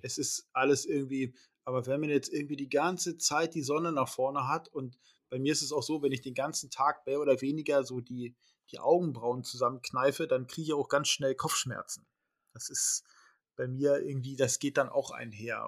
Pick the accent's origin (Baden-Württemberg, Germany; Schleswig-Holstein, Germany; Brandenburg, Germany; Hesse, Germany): Schleswig-Holstein, Germany; bei uns in Schleswig-Holstein